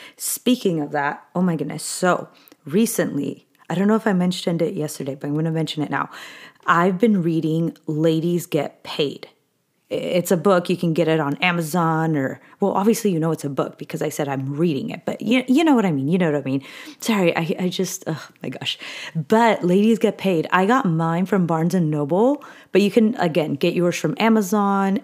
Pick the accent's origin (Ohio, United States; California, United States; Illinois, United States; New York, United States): California, United States; I really was born and raised in California.